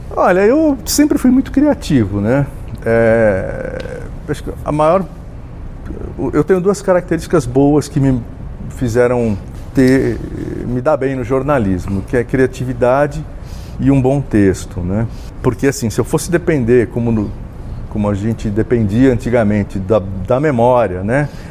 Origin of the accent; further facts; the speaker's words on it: Jaú, São Paulo, Brazil; eu sou um jauense, nasci em Jaú, né, também no interior